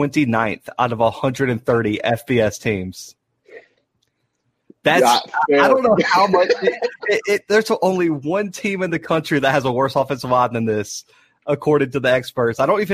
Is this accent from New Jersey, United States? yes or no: no; Mobile, Alabama, United States; We're both from Mobile with South Alabama.